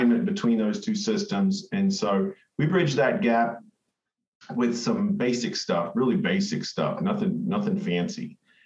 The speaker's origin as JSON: {"language": "English", "town": "Cairns", "region": "Queensland", "country": "Australia", "tie": "born or raised there", "said": "I was born and raised in Cairns in Far North Queensland, Australia"}